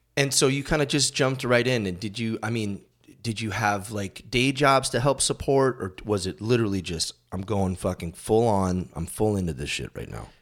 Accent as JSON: {"language": "English", "region": "Massachusetts", "country": "United States", "tie": "born or raised there", "moved": "as an adult", "said": "I grew up in Massachusetts and I moved out here when I was twenty-seven."}